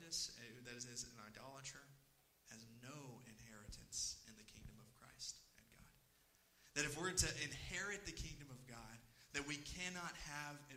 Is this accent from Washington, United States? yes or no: no; East Texas, United States; I am from, initially, I grew up, born and raised in East Texas